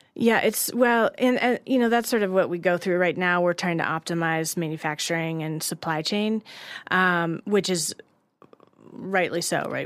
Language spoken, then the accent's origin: English; Colorado, United States; also born or lived in Los Angeles / New York; I'm originally from Colorado